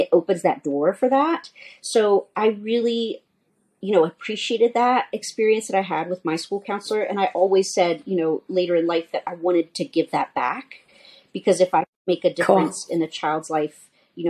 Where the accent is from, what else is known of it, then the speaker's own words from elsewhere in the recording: New Orleans, Louisiana, United States; moved away as an adult; now in Denver, United States; I'm actually from New Orleans, Louisiana